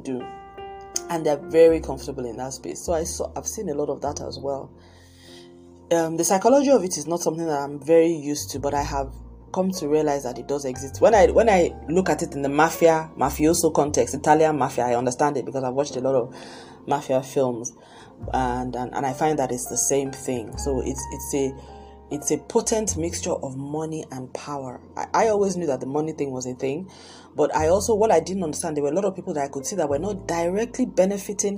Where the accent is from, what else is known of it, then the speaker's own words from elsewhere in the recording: Nigeria; also born or lived in Lagos, Nigeria; I'm Nigerian. I live in Lagos, Nigeria